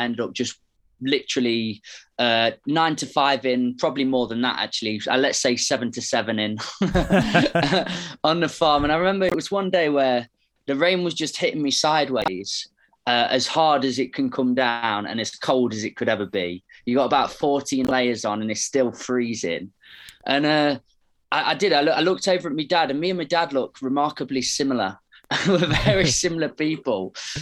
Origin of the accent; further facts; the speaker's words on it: Ripley, East Midlands, United Kingdom; I'm from Ripley